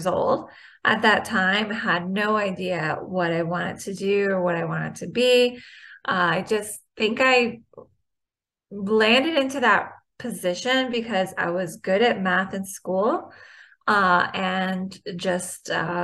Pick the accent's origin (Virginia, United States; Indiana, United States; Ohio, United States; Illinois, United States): Virginia, United States; Richmond; my hometown of Richmond, Virginia